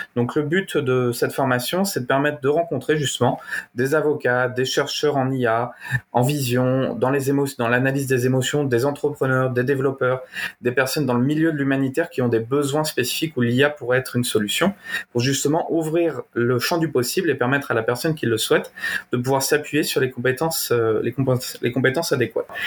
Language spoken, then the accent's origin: French; Normandy, France; also born or lived in Canada / Belgium; je suis normand, je suis dans un petit village de 300 habitants